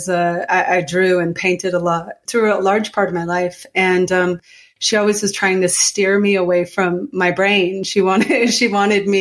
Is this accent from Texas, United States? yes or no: no; Calais, Maine, United States; now in Colorado, United States; I grew up in Calais, Maine